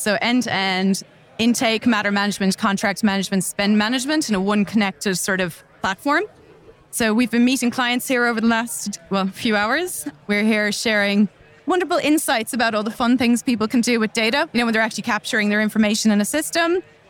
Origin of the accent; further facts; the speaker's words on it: Ireland; now in Australia; I'm Irish